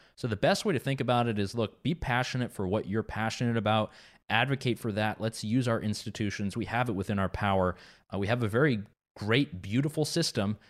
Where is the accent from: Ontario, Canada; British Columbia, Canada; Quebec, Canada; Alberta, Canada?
Quebec, Canada; not far from my hometown in Quebec